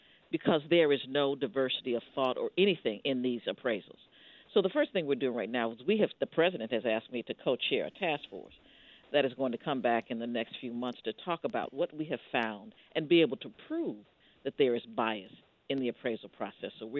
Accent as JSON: {"language": "English", "region": "Ohio", "country": "United States", "said": "we're from Ohio"}